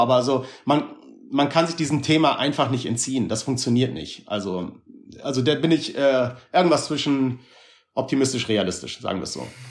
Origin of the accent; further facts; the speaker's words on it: Hamburg, Germany; also born or lived in Berlin; ich bin in Hamburg geboren und da groß geworden